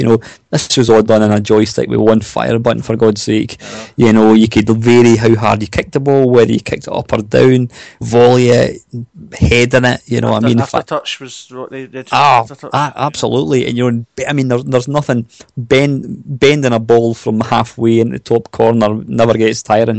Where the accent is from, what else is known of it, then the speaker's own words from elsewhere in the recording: Scotland, United Kingdom; I'm Scottish